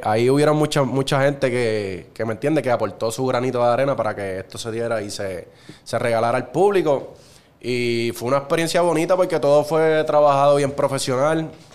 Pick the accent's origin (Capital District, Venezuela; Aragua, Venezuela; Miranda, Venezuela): Aragua, Venezuela; Cagua; soy nacido y criado en Cagua